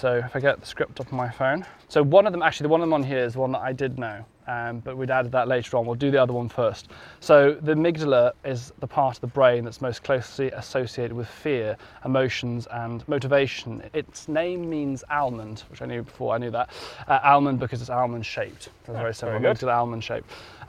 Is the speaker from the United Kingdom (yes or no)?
yes; Pembrokeshire, Wales, United Kingdom; I'm from Pembrokeshire.